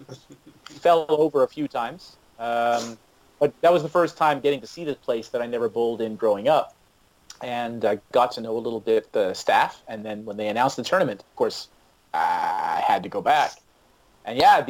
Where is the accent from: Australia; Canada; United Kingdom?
Canada; Brampton, Ontario; I grew up in Brampton.